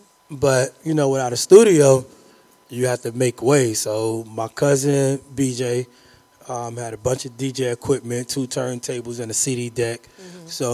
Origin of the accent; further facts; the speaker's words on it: Kansas City, Missouri, United States; I grew up in Kansas City and in VG Projects, 4-2, you know, the Deuce, that's my family